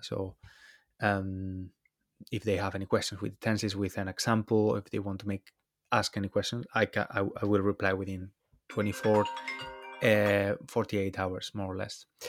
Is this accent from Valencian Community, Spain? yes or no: yes; Valencia, Valencian Community, Spain; moved away as an adult; now in London, United Kingdom; I'm Spanish. I'm from Valencia, although I've been living in London for a few years now